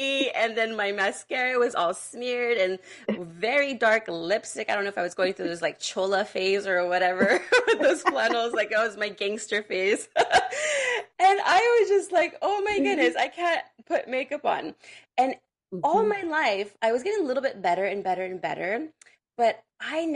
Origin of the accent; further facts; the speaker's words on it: San Francisco Bay Area, California, United States; I'm also from the Bay Area.